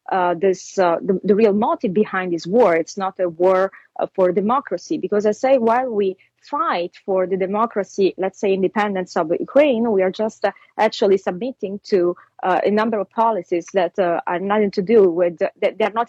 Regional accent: Italy; accent: Italian; English is a second language; my Italian accent

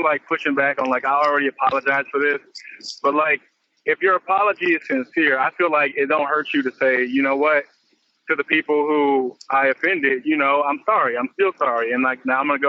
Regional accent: Compton, California, United States

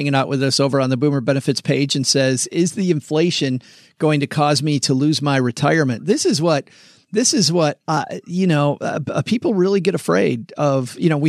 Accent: Michigan, United States; moved away as an adult; also born or lived in Texas; It's funny, ever since I moved back from Texas to Michigan in January, we've been hitting all these places. I lived here for my whole life until a decade ago when we spent 10 years in Texas.

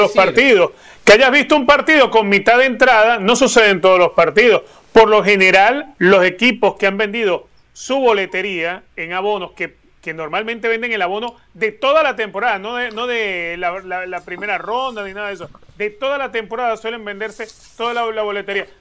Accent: Venezuela; now in United States; Yo nací en Venezuela y hoy en día soy americano

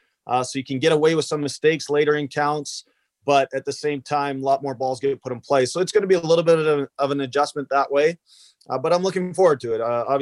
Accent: Canada; So, you know, definitely take pride in being Canadian. You know, it's one of those things where, you know, you gotta be prideful of where you come from.

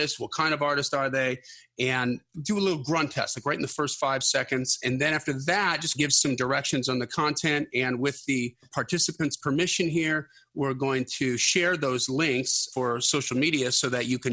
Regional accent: Wisconsin, United States; I'm from Wisconsin

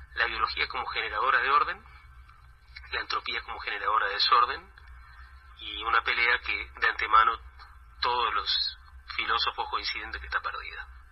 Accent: Uruguay

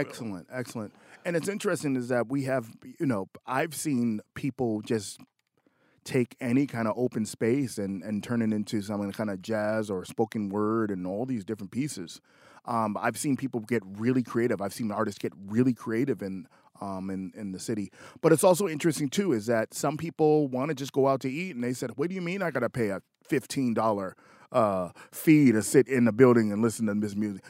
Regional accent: Boston, Massachusetts, United States; I grew up on Lansdowne. I used to go to the Rat

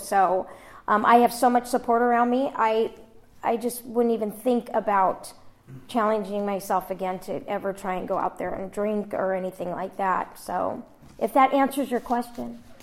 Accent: Los Angeles, California, United States; I was born in Encino, California in 1971.

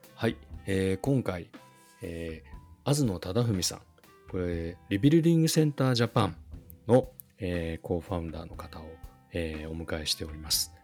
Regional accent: Nagano, Japan; 僕も長野県出身なんで

